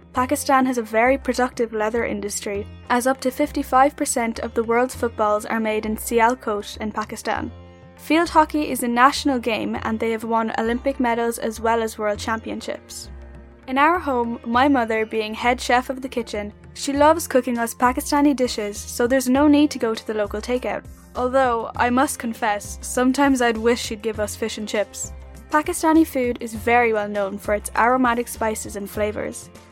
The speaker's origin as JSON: {"language": "English", "country": "Ireland", "tie": "born or raised there", "said": "I am a Muslim girl born and raised in Ireland."}